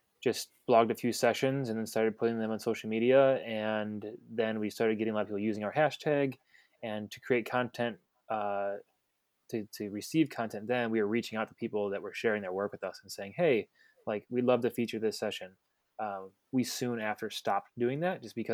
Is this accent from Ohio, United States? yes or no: yes; Cleveland, Ohio, United States; moved away as an adult; now in Washington, United States; I'm originally from Cleveland, and I've been in the wedding industry for about 11 years now